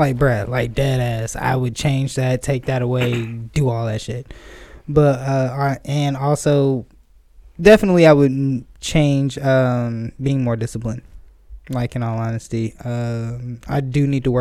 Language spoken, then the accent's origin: English; Atlanta, Georgia, United States; I am from Atlanta